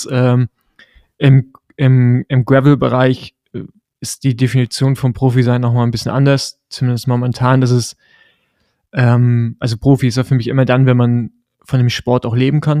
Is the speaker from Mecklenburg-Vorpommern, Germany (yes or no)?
yes; Rostock, Mecklenburg-Vorpommern, Germany; ich bin ja im Rostock groß geworden, also im Osten.